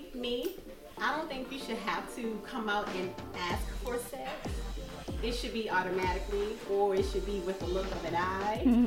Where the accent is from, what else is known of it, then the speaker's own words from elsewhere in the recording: South Carolina, United States; where are you from? I said, South Carolina.